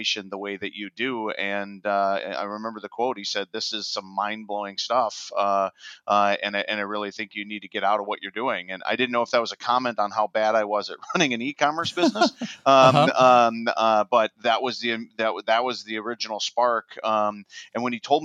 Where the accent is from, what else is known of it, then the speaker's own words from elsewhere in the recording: Wisconsin, United States; moved away as an adult; now in Minneapolis, United States; I'm originally from Wisconsin, but crossed the river into Minneapolis a few years back